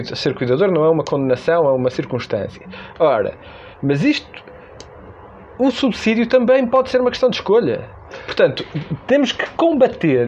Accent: Norte, Portugal; como se diz na minha terra

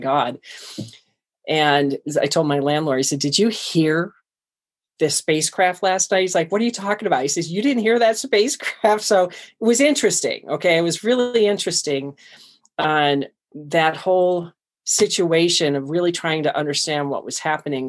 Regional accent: Cleveland, Ohio, United States; moved away; I was born and raised in Cleveland, Ohio

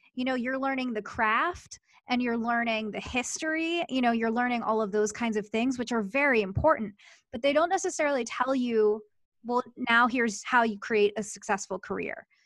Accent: Philadelphia, Pennsylvania, United States; moved away; I grew up in Philadelphia

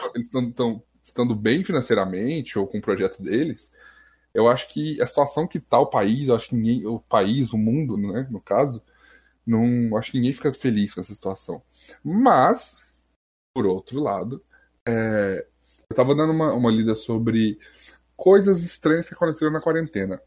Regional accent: Goiás, Brazil; aqui, é tipo, em Goiás, eu sou de Goiás

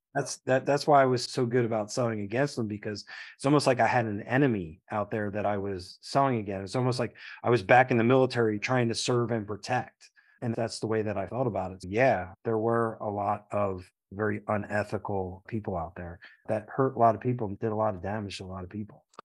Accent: Philadelphia, Pennsylvania, United States; I came from the Philadelphia public school system, barely

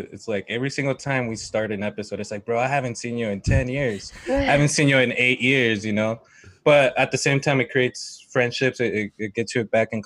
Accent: Canutillo, Texas, United States; born or raised there

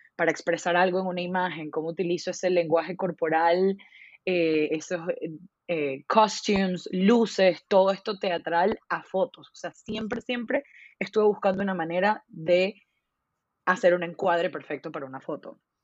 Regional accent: Venezuela; soy venezolana

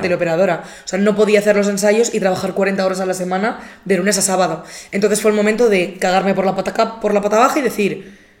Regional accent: Albatera, Valencian Community, Spain; moved away; Yo estaba en Albatera, que es mi pueblo

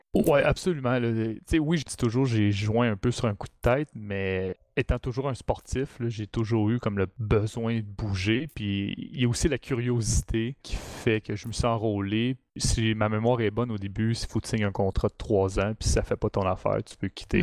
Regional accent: Mont-Saint-Hilaire, Quebec, Canada; Je viens du Mont-Saint-Hilaire

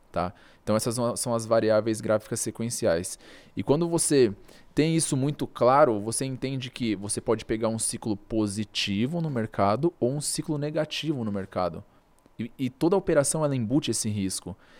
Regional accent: Brazil; eu sou brasileiro

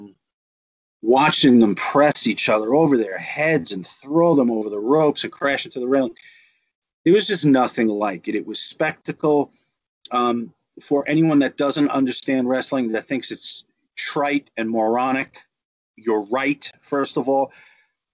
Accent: United States; I grew up right outside of New York City

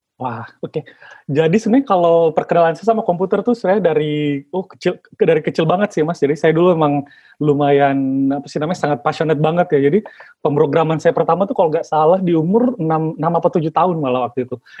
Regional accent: Makassar, South Sulawesi, Indonesia; saya kan kebetulan berasal uh, dari Sulawesi ya mas ya, jadi asalnya dari Makassar, Sulawesi

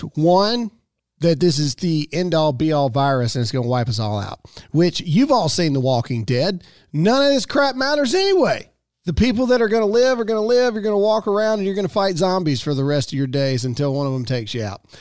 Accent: Mississippi, United States; I'm born and raised in Mississippi

